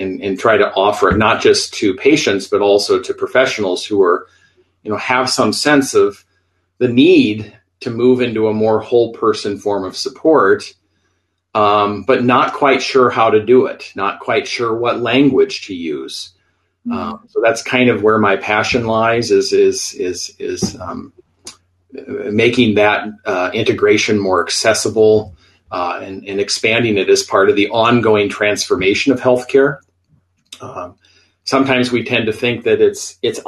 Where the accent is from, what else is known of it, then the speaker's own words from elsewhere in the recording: Iowa, United States; also born or lived in Minneapolis, Minnesota; now in Tucson, United States; I'm originally from Iowa. I grew up in the Midwest, spent many years, 16 to be exact, in Minneapolis, Minnesota before the move here to Arizona.